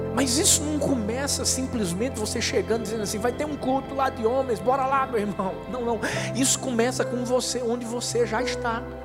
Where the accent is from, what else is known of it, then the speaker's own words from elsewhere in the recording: Northeast Region, Brazil; a gente é nordestino